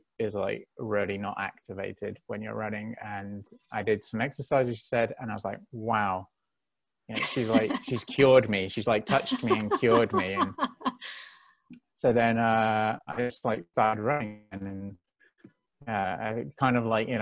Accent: England, United Kingdom; I'm from England, from Great Britain, and there's a lot of team sports, you know, rugby, cricket, football. And so I grew up doing a lot of them

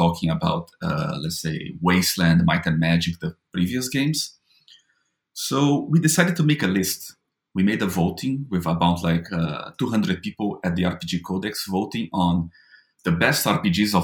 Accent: Brazil; as a Brazilian, when I was growing up in Brazil

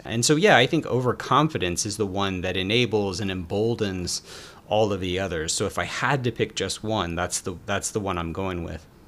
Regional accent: Atlanta, Georgia, United States; also born or lived in Philadelphia; I'm from Atlanta, Georgia

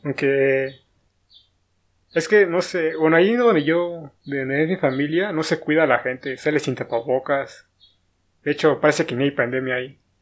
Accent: State of Mexico, Mexico; soy del estado

